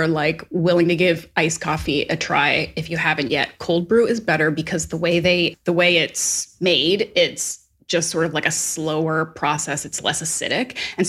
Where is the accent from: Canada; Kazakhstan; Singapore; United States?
Canada; Atlantic Canada; And I grew up on the East Coast of Canada and everybody's name was like McIsaac or McDonald, like very Scottish and Irish names.